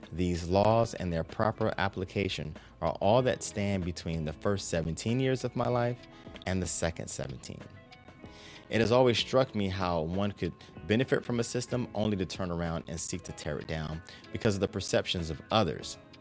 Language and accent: English; Maryland, United States; my home state of Maryland